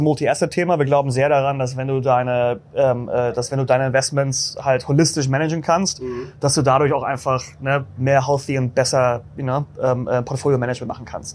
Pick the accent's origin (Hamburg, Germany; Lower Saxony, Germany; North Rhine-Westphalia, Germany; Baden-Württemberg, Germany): Hamburg, Germany; now in New York, United States; bin Deutscher ursprünglich, ne? aus Hamburg